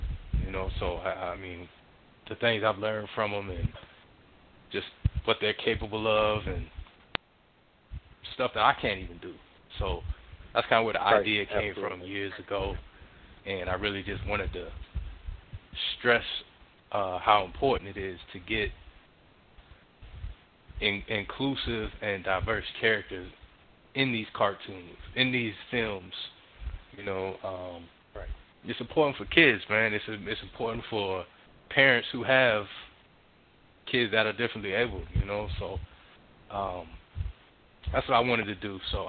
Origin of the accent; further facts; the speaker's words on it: Miami, Florida, United States; born there; now in Atlanta, United States; I was born in Miami, Florida. I'm a military brat. I live in Atlanta, Georgia right now